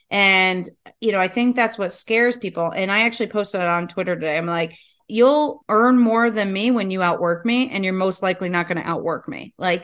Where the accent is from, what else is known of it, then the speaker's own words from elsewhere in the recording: the South, United States; A hoot. I'm from the South.